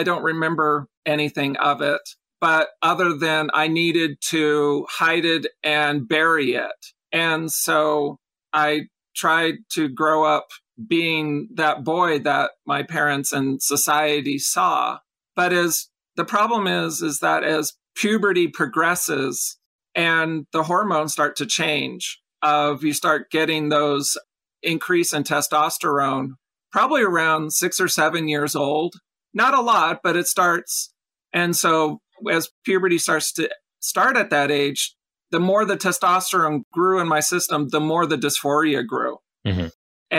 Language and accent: English; Los Angeles, California, United States; I was born in Los Angeles. I'm a California girl. Nice. Love the beach, the mountains, the malls, and Disneyland.